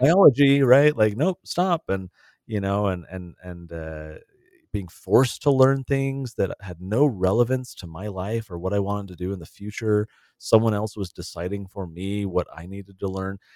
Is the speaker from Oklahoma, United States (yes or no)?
no; San Diego, California, United States; I grew up in San Diego